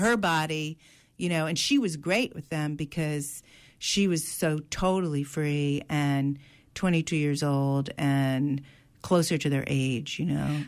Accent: New Haven, Connecticut, United States; also born or lived in Sunnyside, Queens, New York; now in New York, United States; I was born in New Haven. I live in Sunnyside, Queens

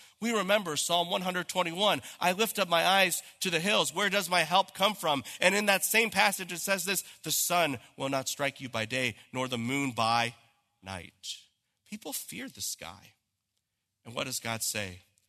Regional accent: Santa Clarita, California, United States; I said, I'm from California. They said, where in California? I said, in Los Angeles? He goes, where in Los Angeles? I said, you've never heard of this place. It's Santa Clarita.

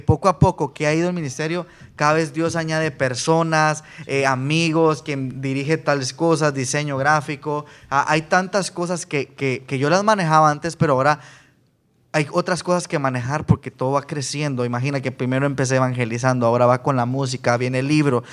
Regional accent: Guatemala; yo de Guatemala

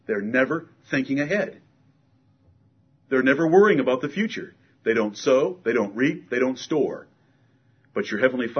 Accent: Michigan, United States; moved away; I'm from Michigan

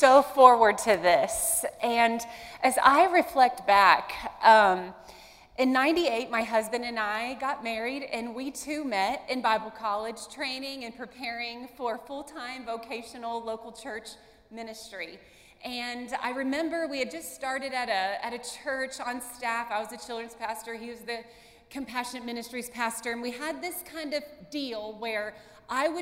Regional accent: Columbus, Ohio, United States; moved away as an adult; now in Wilmore, United States; I'm from Columbus, Ohio, big city.

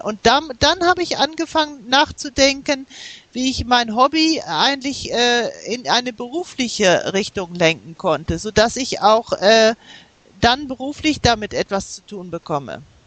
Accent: Germany; also born or lived in United States; meine Familie, die ist äh, äh, nach Amerika umgezogen, als ich äh, sieben Jahre alt war. Wir, wir haben zwei Jahre in den USA gelebt und dort bin ich auch in die Grundschule gegangen. Und später sind wir nach Deutschland zurückgekehrt

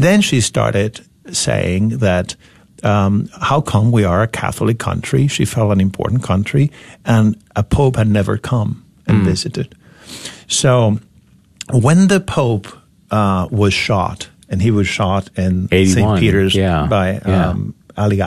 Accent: Venezuela; moved away as an adult; now in United States; I grew up in Venezuela at a time where everything seemed possible

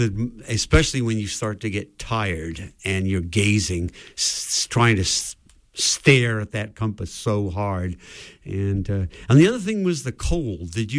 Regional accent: Wales, United Kingdom; moved away; also born or lived in Massachusetts, United States; back in my home country of Wales

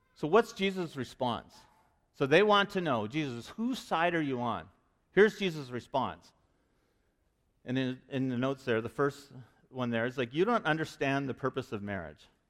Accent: Vancouver, British Columbia, Canada; moved away; I'm from Vancouver

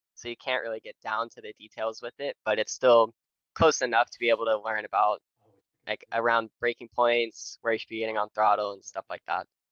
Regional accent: Nashville, Tennessee, United States; I'm from Nashville, Tennessee

